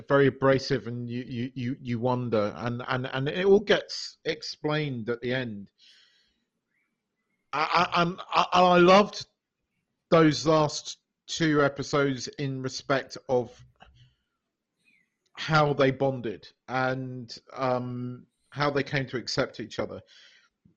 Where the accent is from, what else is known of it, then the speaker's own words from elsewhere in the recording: United Kingdom; as a British person